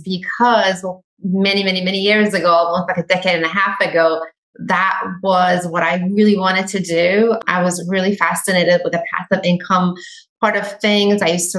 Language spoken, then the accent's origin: English; Iran; now in United States; I am Iranian. I come from Iran.